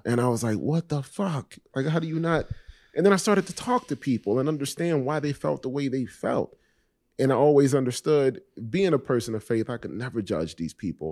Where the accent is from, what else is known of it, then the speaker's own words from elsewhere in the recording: Miami, Florida, United States; also born or lived in Richmond Heights, Miami; I was born and raised in Coconut Grove, and then we moved to the Heights, to, to Richmond Heights